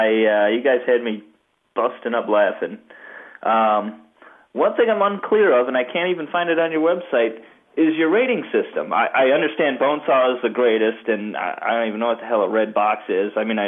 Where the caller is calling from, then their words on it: Michigan, United States; I'm calling from Michigan.